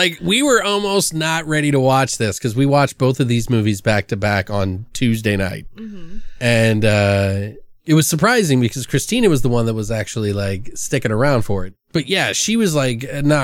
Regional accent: Maryland, United States; I come from the East Coast in Maryland and had family up north, so I knew the lingo

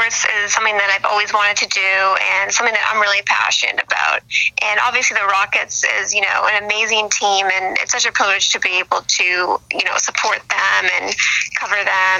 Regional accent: Boston, Massachusetts, United States; moved away as an adult; now in Los Angeles, United States; I have a lot of family here. It's great. I'm originally from Boston. That's where I grew up, but I've been living in LA for about 5 years now. So this is where I call home now.

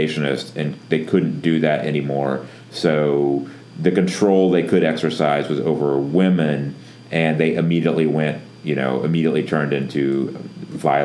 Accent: Northwest Florida, United States; I'm from Northwest Florida

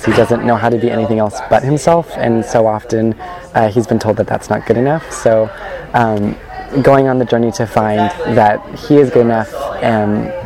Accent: Orange County, California, United States; I am from Orange County, California

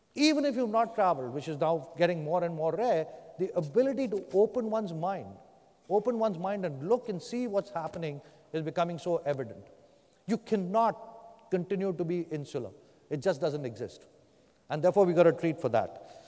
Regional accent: India; moved away; I grew up in India.

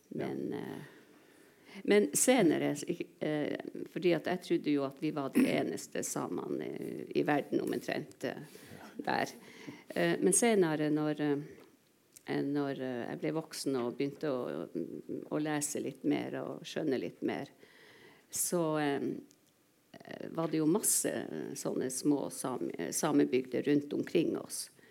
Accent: Indre Troms, Norway; first language Northern Sami; also born or lived in Kautokeino; jeg var to år da jeg flytta fra Kautokeino til Indre Troms

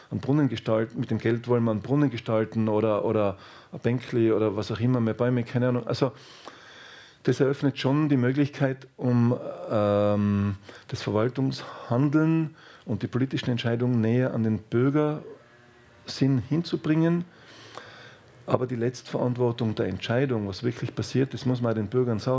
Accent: Austria; das kann ich als Österreicher schon sagen

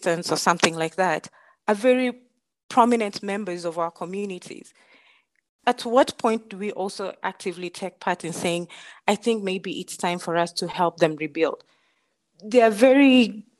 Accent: Mijikenda community, Coast, Kenya; moved away as an adult; now in Denver, United States; I come from the Mijikenda community. I'm the Ruma Bay tribe

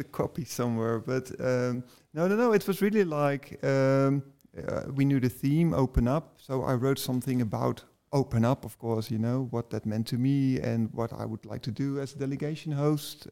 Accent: Delft, South Holland, Netherlands; English is a second language; also born or lived in Rotterdam; I'm from Delft myself

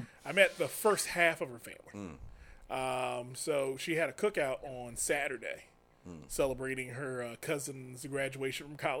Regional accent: United States; I grew up in Southeast.

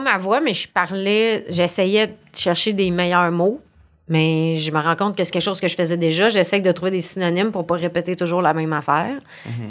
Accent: Montreal, Quebec, Canada; accent: accent de pauvre; j'appelle mon accent de pauvre, là, c'est que je viens du sud-ouest de Montréal

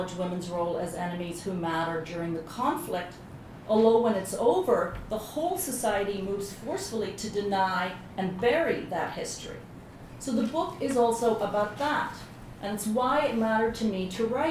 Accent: Belfast, Northern Ireland, United Kingdom; moved away; I grew up in Belfast during the Troubles

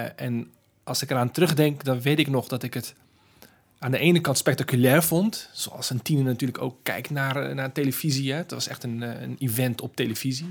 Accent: Rotterdam, South Holland, Netherlands; ik, ben geboren en getogen in Rotterdam

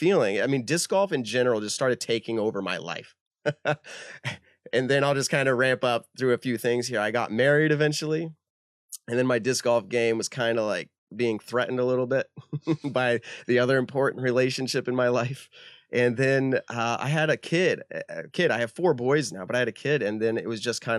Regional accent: Leicester, Massachusetts, United States; I grew up in Leicester

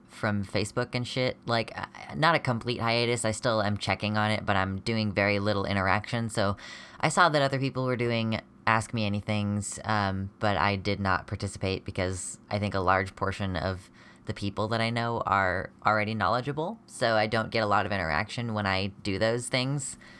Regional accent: United States; I'm a genderqueer American person

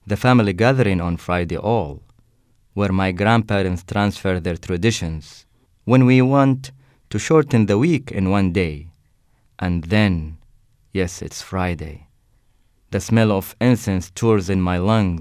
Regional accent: Saudi Arabia; moved away as an adult; now in United States; I'm an international student from Saudi Arabia

